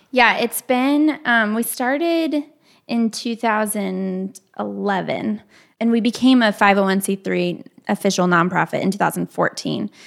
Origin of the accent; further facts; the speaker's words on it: Kalamazoo, Michigan, United States; moved away as an adult; now in Nashville, United States; We grew up in the Kalamazoo area